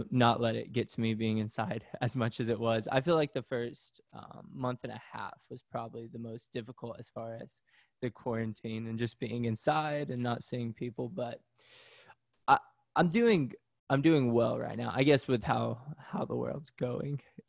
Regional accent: Pigeon Forge, Tennessee, United States; moved away as an adult; also born or lived in Knoxville, Tennessee; now in Washington, D.C., United States; I grew up in Pigeon Forge, Tennessee

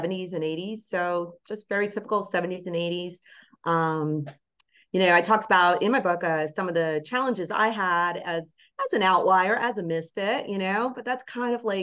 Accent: Bergen County, New Jersey, United States; that particular town I grew up in Bergen County

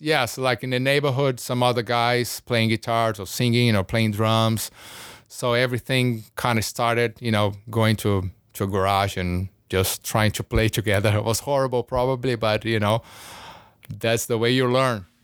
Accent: São Paulo, Brazil; moved away; also born or lived in Rio de Janeiro; I was born in Rio, grew up in São Paulo, big city, uh, huge city.

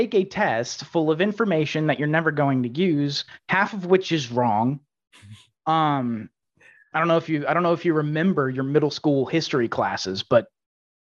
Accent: Texas, United States; I grew up in Texas

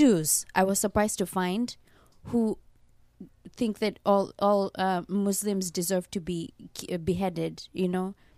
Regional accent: Kenya; now in Japan; Growing up in Kenya, I was very religious

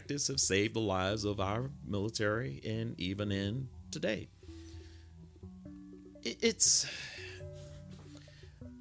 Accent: United States; I'm not from here. I'm from the United States.

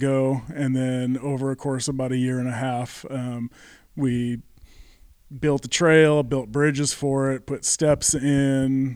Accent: Arlington, Washington, United States; I'm from Arlington, Washington.

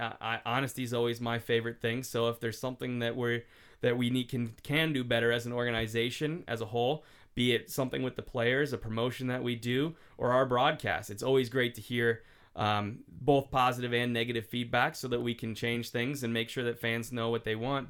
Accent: Cincinnati, Ohio, United States; also born or lived in Buffalo; now in Stockton, United States; I grew up mostly in Cincinnati

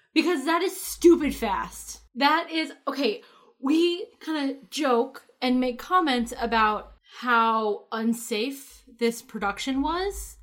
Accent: Connecticut, United States; in my hometown

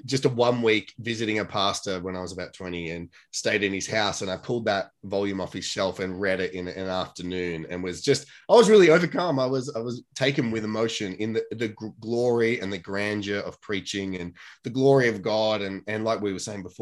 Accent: Australia; what I grew up with in the Australian sort of don't show your emotions

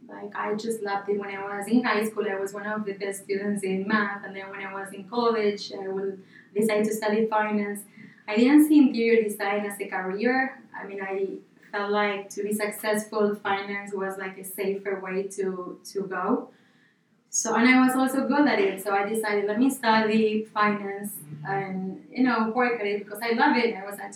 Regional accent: Buenos Aires, Argentina; born there; So I was born in Buenos Aires, Argentina.

